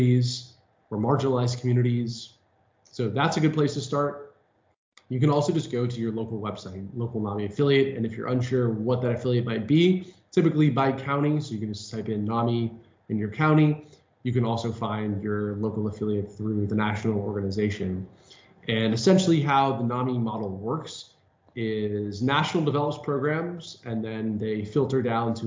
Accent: Bay Area, California, United States; I am from the Bay Area, live in San Francisco

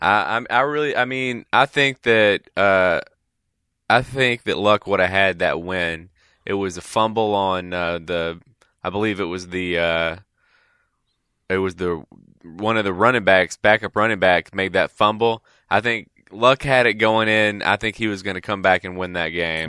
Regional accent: Mississippi, United States; my family, I'm from Mississippi. We grew up state fans

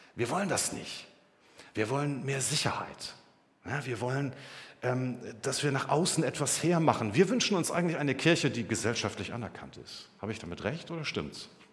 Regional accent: Germany; Wir haben es doch erlebt als Deutsche.

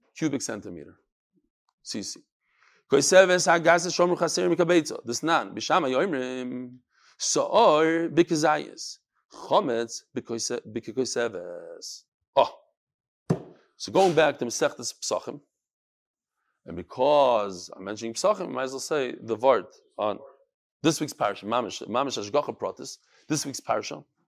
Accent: New York, United States; moved away; also born or lived in Chicago / Far Rockaway / Borough Park / Flatbush; I'm from New York

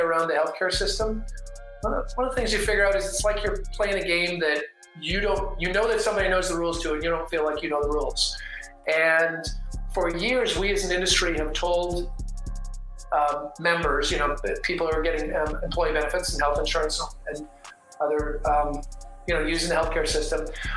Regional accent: Canada; moved away as an adult; also born or lived in Victoria, Canada / Seattle, United States; now in Dallas, United States; I grew up in the Canadian Rockies and was born a Canadian, but I'm American by choice

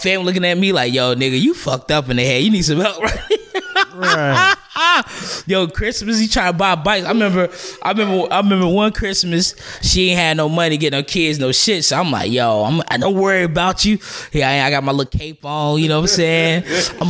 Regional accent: Charlotte, North Carolina, United States; I'm from Charlotte

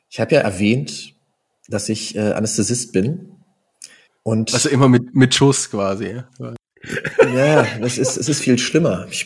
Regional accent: Brandenburg, Germany; now in Bochum, Germany; Nee, Bochumer Jung bin ich ja nicht, bin ja gar nicht hier geboren. Ich komme ja eigentlich aus Brandenburg.

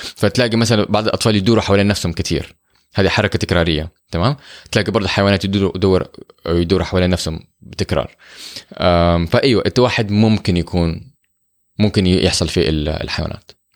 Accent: Saudi Arabia; احنا عندنا في السعوديه

